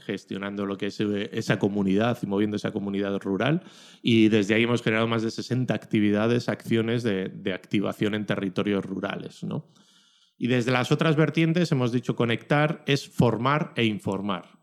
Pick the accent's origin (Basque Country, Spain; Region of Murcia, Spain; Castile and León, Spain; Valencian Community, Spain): Basque Country, Spain; Ollávarre; mi pueblo, de Ollavarre.